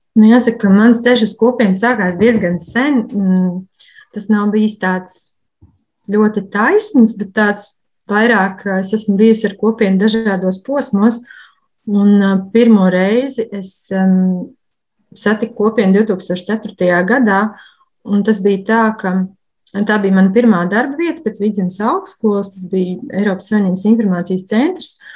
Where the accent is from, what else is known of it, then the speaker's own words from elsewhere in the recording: Riga, Latvia; es esmu no Rīgas